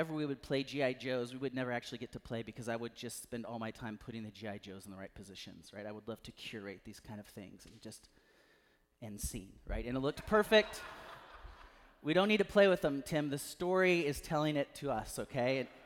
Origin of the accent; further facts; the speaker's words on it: Natchez, Mississippi, United States; Eastern Natchez where I grew up